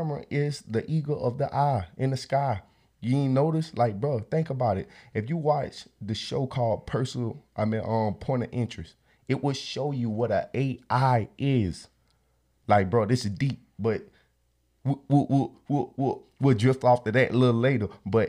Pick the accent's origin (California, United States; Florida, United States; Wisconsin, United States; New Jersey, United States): Florida, United States; Look, bro, I came from Florida. Bro, Florida is a fast paced area.